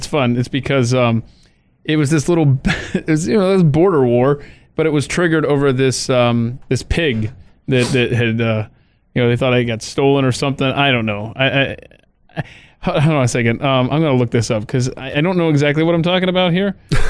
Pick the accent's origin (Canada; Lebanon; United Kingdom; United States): United States; the South; I mean, it's a great place because I'm from